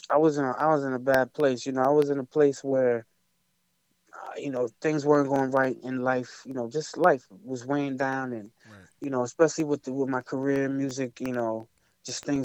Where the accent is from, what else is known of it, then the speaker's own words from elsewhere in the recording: Amityville, New York, United States; moved away as an adult; now in California, United States; I'm from Long Island, New York. Okay. Place called Amityville